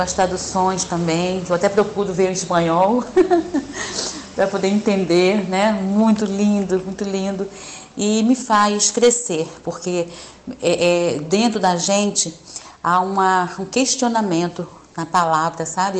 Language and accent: Portuguese; João Pessoa, Paraíba, Brazil; now in Rio de Janeiro, Brazil; moro no Rio de Janeiro, mas sou de João Pessoa.